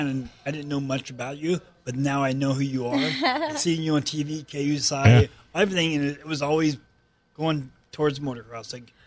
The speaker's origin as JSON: {"language": "English", "town": "San Diego", "region": "California", "country": "United States", "tie": "born or raised there", "said": "San Diego. That was my hometown."}